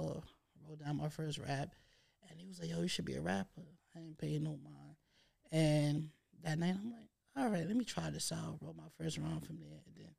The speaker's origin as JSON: {"language": "English", "town": "New York City", "region": "New York", "country": "United States", "said": "I'm an artist from Harlem."}